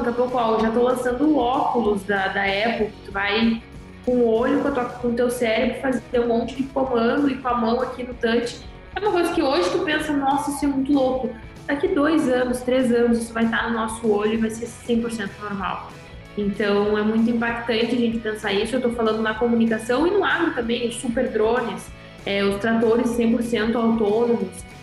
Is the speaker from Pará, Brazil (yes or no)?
no; interior of Rio Grande do Sul, Brazil; Eu sou do interior do Rio Grande do Sul